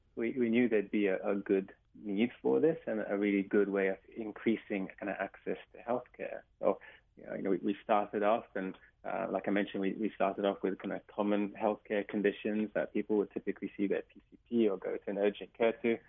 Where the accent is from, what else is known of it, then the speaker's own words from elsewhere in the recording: England, United Kingdom; now in Hawaii, United States; as you can probably tell from my accent. I'm from England